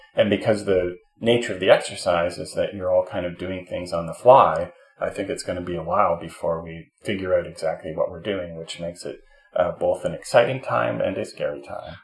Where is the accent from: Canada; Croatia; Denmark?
Canada; I'm a Canadian